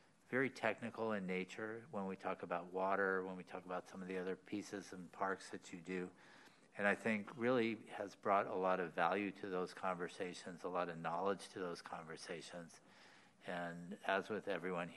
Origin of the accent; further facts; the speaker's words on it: Los Angeles, California, United States; now in Sacramento, United States; Jeff and I went to the same high school in Los Angeles.